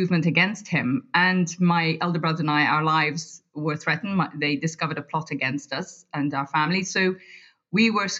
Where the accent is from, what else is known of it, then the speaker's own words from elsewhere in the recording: Guyana; now in London, United Kingdom; growing up in Guyana and all the colour that comes from growing up in a tropical country